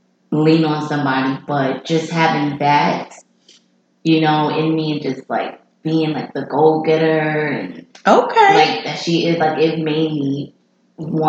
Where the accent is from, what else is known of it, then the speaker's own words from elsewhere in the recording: New York, United States; I'm from New York